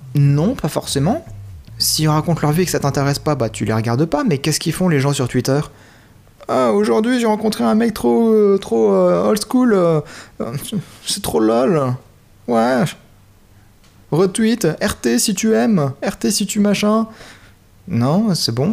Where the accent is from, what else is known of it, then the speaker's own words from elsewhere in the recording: France; je suis français